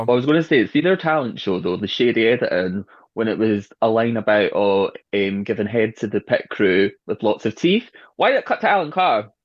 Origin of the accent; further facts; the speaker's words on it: Edinburgh, Scotland, United Kingdom; I'm from Edinburgh